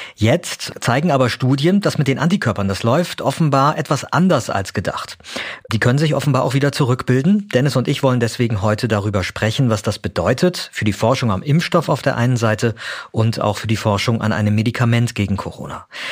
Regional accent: Germany; bei uns in Deutschland

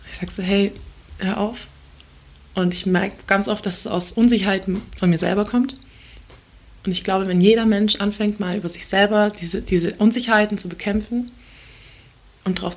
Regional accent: Turkey; ich bin halt Türkin

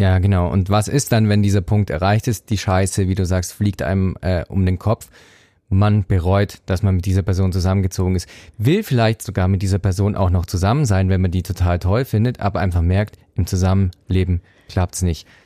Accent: Swabia, Baden-Württemberg, Germany; now in Zurich, Switzerland; ich bin Schwabe und spare daher gern

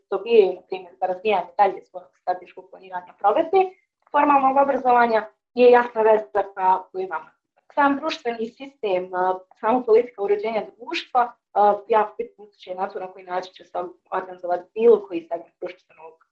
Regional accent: Sarajevo, Federation of Bosnia and Herzegovina, Bosnia & Herzegovina; u Sarajevu i da se kako većina mog aktivističkog

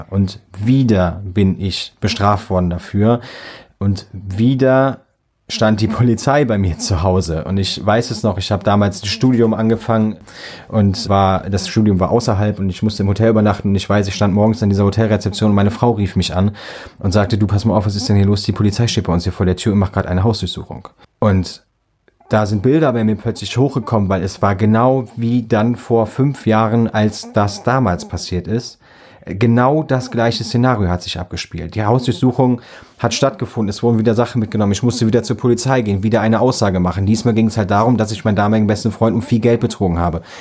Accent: Büchel, Rhineland-Palatinate, Germany; Gut, wer jetzt Büchel kennt, weiß auch, wo ich herkomme.

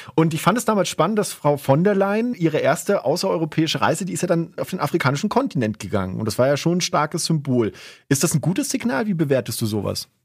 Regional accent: Southern Germany, Germany; now in Salzburg, Austria; ich komm ursprünglich aus Süddeutschland.

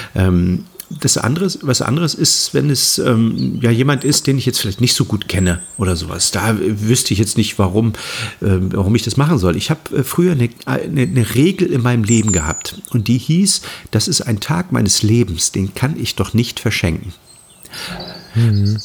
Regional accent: Halle, Saxony-Anhalt, Germany; moved away as an adult; also born or lived in Hamburg; now in Mecklenburg, Germany; ich bin im Osten geboren, im Osten aufgewachsen, bin mit 18 damals ähm, aus Halle an der Saale nach Hamburg, habe in Hamburg 30 Jahre gelebt und bin jetzt wieder zurück in den Osten nach Mecklenburg gezogen

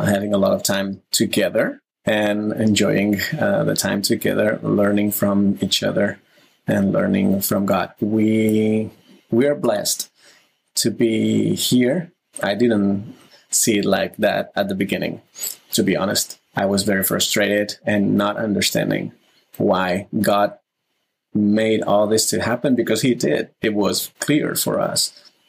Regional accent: Barcelona, Catalonia, Spain; moved away as an adult; now in New York City, United States; I'm … from Barcelona, currently living in New York City right now

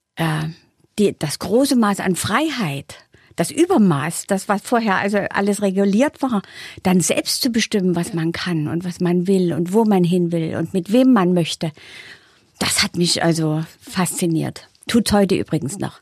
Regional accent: Saxony, Germany; accent: Saxon; Ich bin aus Sachsen

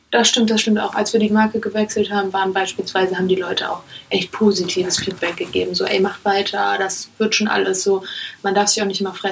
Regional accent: Germany; born there; Ich lebe in Deutschland. Ich bin in Deutschland geboren.

